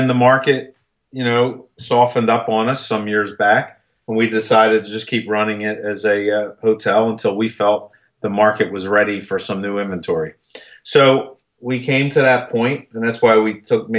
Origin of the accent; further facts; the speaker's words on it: Philadelphia, Pennsylvania, United States; moved away as an adult; also born or lived in Wildwood, New Jersey; I was born and raised in Philadelphia. Matter of fact, I stayed in Philadelphia until 1987.